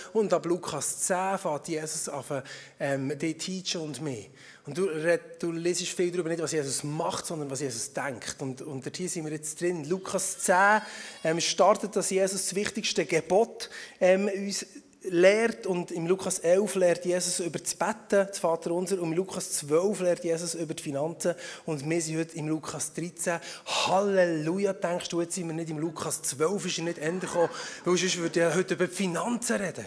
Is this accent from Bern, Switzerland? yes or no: yes; Emmental, Bern, Switzerland; moved away as an adult; now in Schaffhausen, Switzerland; Vorher bin ich aus dem Emmental gekommen. Also ich komme immer noch aus dem Emmental